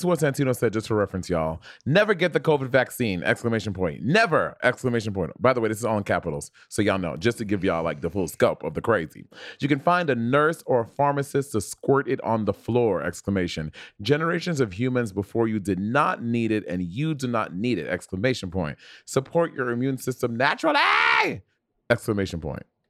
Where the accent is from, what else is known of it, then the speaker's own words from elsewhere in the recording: New York City, New York, United States; moved away as an adult; also born or lived in Portland; now in Los Angeles, United States; I'm born and raised in New York City